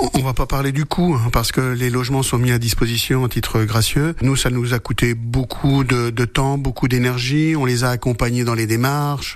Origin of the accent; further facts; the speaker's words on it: Sarthe, Pays de la Loire, France; Chez nous en Sarthe